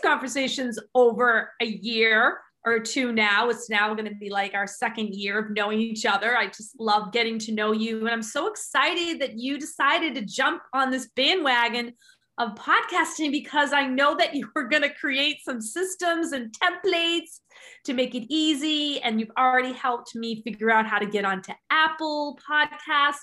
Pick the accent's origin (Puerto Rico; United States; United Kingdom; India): United Kingdom; England; I'm English